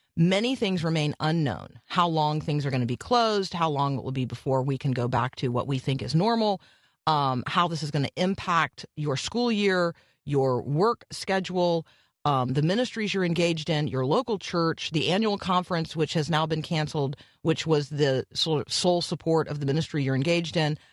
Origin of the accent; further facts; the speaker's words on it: Florida, United States; growing up in Florida